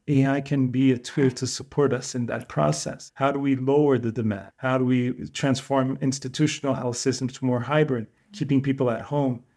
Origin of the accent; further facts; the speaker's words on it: Portugal; back home in Portugal